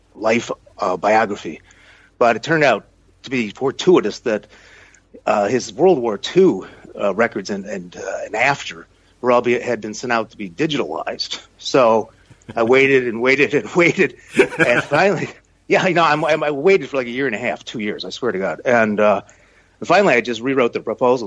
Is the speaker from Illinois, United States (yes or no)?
yes; Chicago, Illinois, United States; moved away; also born or lived in Minnesota; I'm originally from Chicago